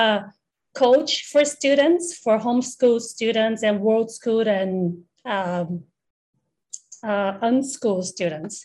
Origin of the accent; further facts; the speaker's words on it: Brazil; now in Taiwan; I'm actually from Brazil. I was born and I grew up in Brazil